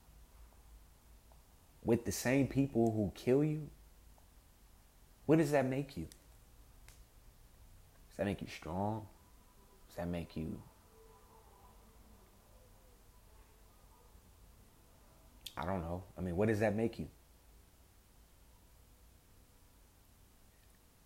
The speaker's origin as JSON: {"language": "English", "town": "Compton", "region": "California", "country": "United States", "said": "I'm from West Side Compton, also known as West Side Bompton. More specifically, off Wilmington and Rosecrans"}